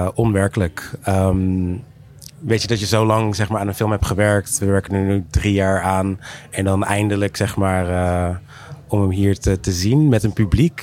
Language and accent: Dutch; Curaçao; moved away; ik ben ook teruggegaan naar Curaçao, waar ik ben geboren.